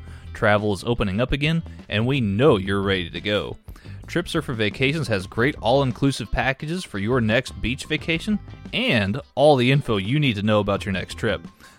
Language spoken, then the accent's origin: English; Texas, United States